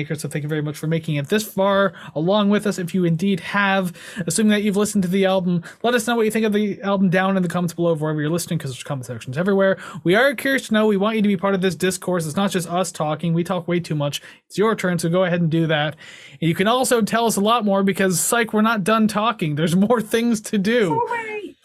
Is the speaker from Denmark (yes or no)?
no; Canada; we're Canadian